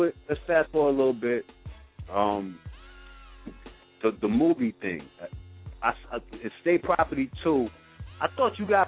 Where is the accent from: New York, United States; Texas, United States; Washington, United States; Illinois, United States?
New York, United States; New York City; I'm from Brooklyn